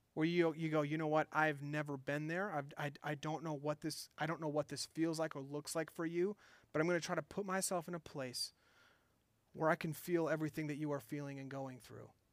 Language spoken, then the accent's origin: English; Minnesota, United States; I'm from Minnesota